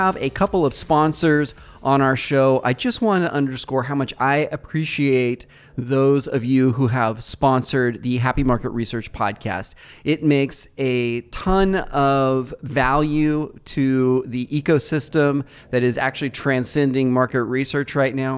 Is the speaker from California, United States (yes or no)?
yes; Fresno, California, United States; I come from Fresno or Central California